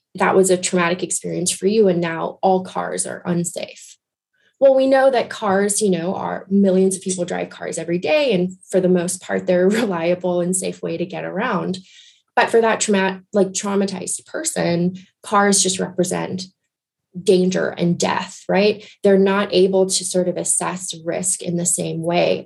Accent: Guyana; I grew up in Guyana in South America

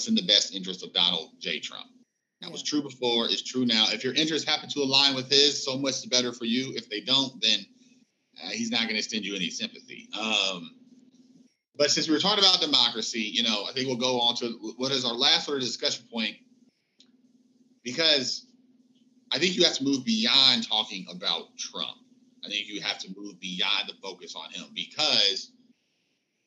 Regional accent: Indiana, United States; we're from Indiana.

